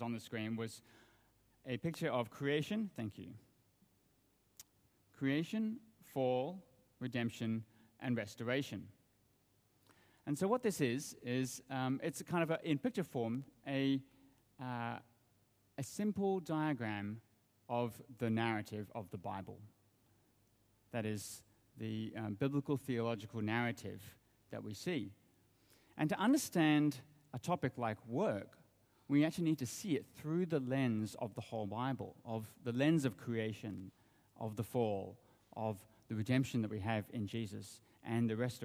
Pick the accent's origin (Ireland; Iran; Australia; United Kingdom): Australia; moved away as an adult; also born or lived in Sydney; now in Hong Kong; You can probably hear from my accent that I come from Australia. And I grew up in Australia.